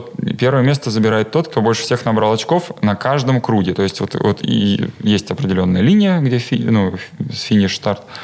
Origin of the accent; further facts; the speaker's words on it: Vladimir, Vladimir Oblast, Russia; я родом с Владимира